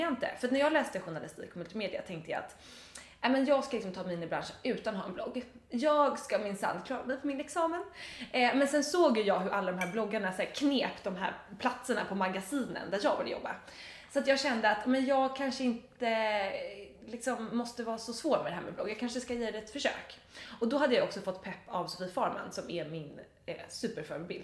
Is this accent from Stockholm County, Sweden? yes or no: yes; Dalarö, Stockholm County, Sweden; now in Stockholm, Sweden; på Dalarö där jag är uppvuxen.